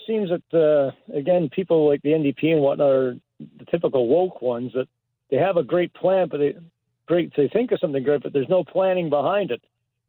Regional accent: Canada; I'm a Canadian.

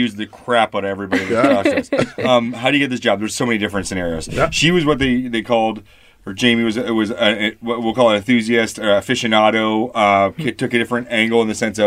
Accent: Canada; I come from Canada

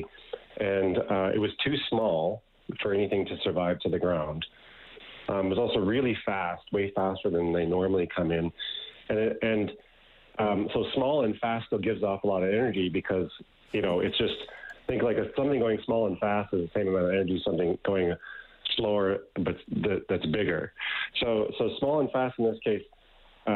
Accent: Ottawa, Ontario, Canada; growing up in Ottawa

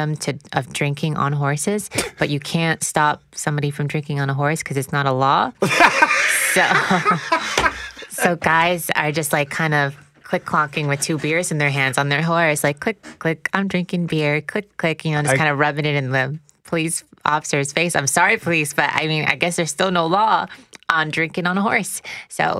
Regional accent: Luskville, Quebec, Canada; Originally from Luskville, Quebec

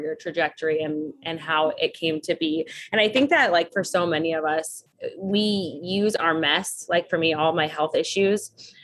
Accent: Las Vegas, Nevada, United States; moved away; also born or lived in Los Angeles / New York; I grew up in Las Vegas, Nevada

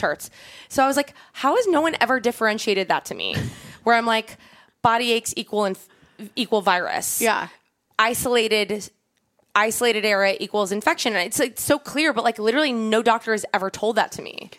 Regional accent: Long Island, New York, United States; the house I grew up in on Long Island

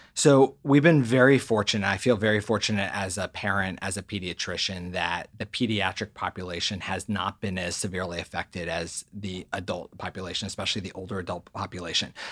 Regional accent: Maryland, United States; moved away as an adult; also born or lived in Boston; now in Los Angeles, United States; originally from the East Coast, grew up in Maryland, and came out to California to work at Children's Hospital Los Angeles

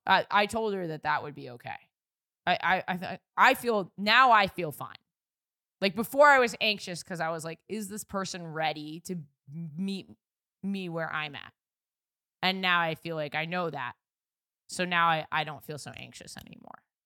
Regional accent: New York City, New York, United States; I grew up in New York City

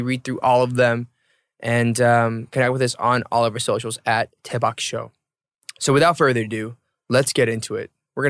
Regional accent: Atlanta, Georgia, United States; So I was born and raised in Atlanta

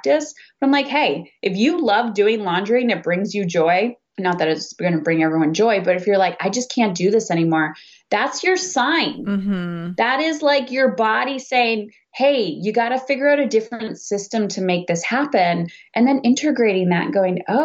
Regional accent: Canada; I'm Canadian

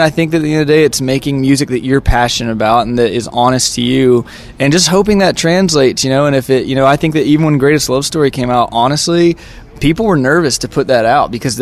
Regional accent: United States; we are from the United States. We're from Tennessee, Kentucky, and Georgia

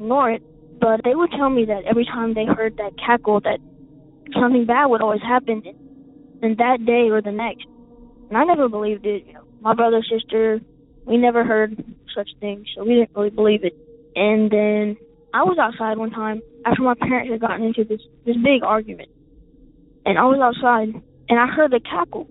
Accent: South Carolina, United States; I'm from South Carolina, and we live in a very small town

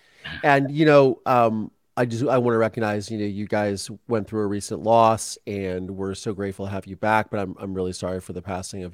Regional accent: Ohio, United States; I grew up in Ohio

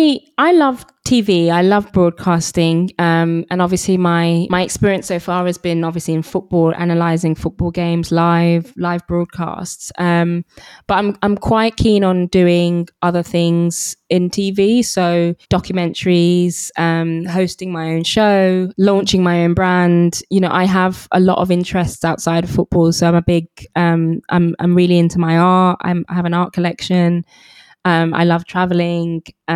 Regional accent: England, United Kingdom; So I'm a British Nigerian, you know, for a long time. You know, I kind of suppressed my Nigerian heritage

